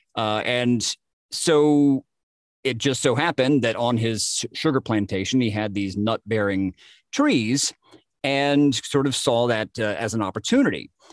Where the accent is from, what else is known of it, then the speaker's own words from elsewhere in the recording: Jasper, Georgia, United States; my hometown of Jasper, Georgia